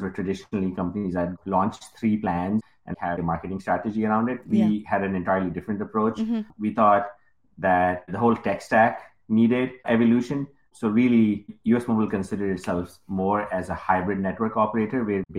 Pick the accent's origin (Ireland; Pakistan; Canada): Pakistan; English is a second language; moved away as an adult; now in United States; I came in from Pakistan. I had no credit history. I had $200 in my pocket.